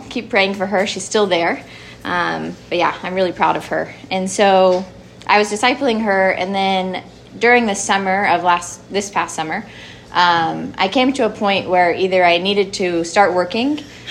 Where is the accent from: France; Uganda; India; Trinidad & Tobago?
Uganda; accent: English; My accent is like, doesn't know if I should speak with an English accent or Ugandan accent right now.